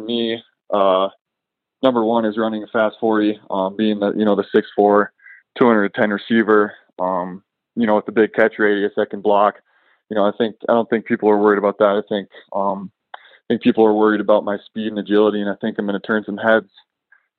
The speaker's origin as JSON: {"language": "English", "town": "Jamestown", "region": "North Dakota", "country": "United States", "tie": "born or raised there", "said": "I grew up in Jamestown, North Dakota, a little small town of about 15,000 people in central Nodak."}